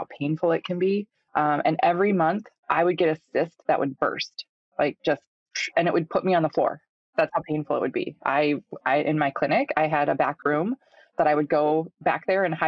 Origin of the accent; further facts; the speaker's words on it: Minnesota, United States; I'm from Minnesota, grew up on a small goat farm here